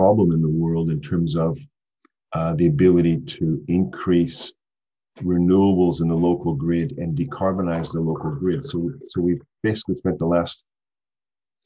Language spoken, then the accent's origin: English; Canada; moved away as an adult; now in Brisbane, Australia; So I'm a Canadian.